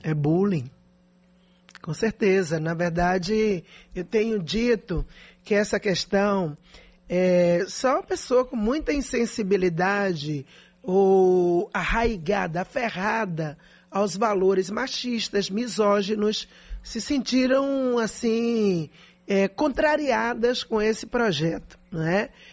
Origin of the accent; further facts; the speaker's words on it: Salvador, Bahia, Brazil; eu não sou nascida e criada em Salvador, como diz o povo, né? Eu nasci em favela, eu vivi o drama que a grande maioria da população soteropolitana vive